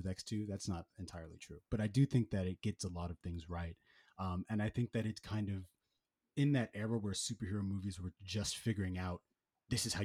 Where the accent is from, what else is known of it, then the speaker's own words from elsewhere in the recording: New York City, New York, United States; I'm from Harlem, New York